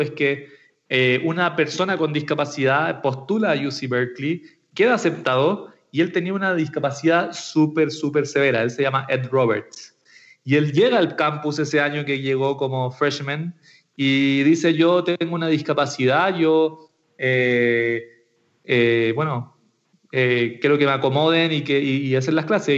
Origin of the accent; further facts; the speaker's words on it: Santiago, Santiago Metropolitan Region, Chile; soy de Santiago de Chile, nacido y criado por estos lados del mundo